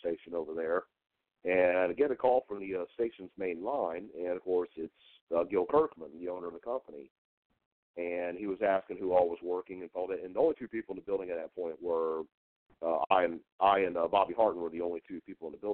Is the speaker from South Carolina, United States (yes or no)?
yes; Cane Bay, South Carolina, United States; also born or lived in Goose Creek, South Carolina; I actually grew up near what's now Cane Bay